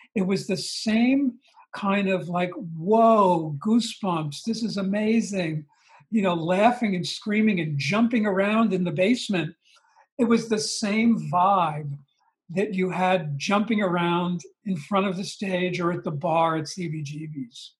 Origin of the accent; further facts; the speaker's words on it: Long Island, New York, United States; I grew up on Long Island. Um, about 20 miles outside the city, outside, outside of Manhattan